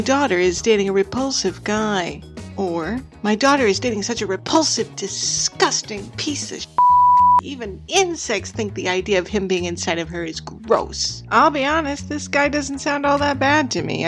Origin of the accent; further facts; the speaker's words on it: United States; now in England; I'm American